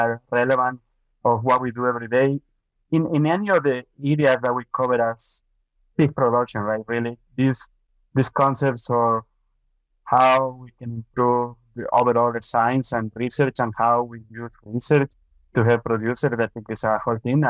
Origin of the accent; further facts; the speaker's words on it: Ecuador; moved away as an adult; also born or lived in Minnesota, United States; now in Canada; I'm from Ecuador. I got my veterinary degree from Ecuador.